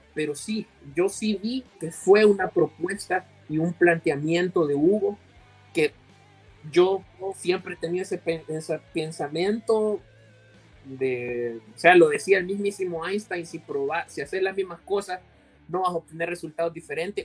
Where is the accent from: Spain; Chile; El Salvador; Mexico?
El Salvador; como salvadoreños